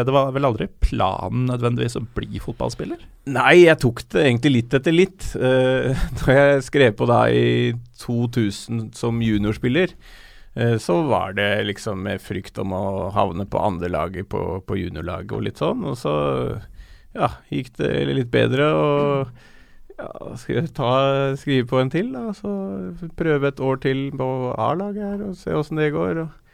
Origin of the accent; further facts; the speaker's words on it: Bærums Verk, Akershus, Norway; also born or lived in Norrköping; jeg er fra Bærums Verk